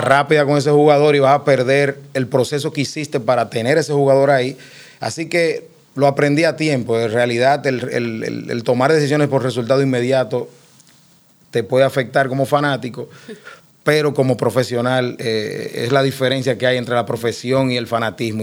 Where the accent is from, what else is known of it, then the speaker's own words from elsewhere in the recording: Cibao, Dominican Republic; yo soy cibaeño de pura cepa